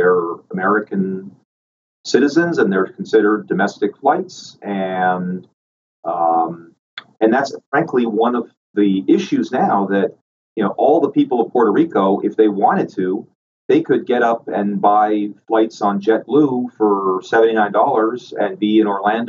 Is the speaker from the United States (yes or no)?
no; Paraguay; English is a second language; also born or lived in Spain / Chile / Venezuela; I was born in Spain, and my father was in the Foreign Service, and so I grew up in Paraguay, Chile, and Venezuela. So I'm bilingual in Spanish and English